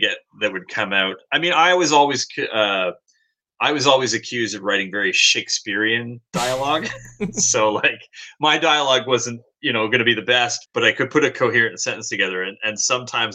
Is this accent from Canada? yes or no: yes; Canada; moved away as an adult; also born or lived in Hong Kong; being a Canadian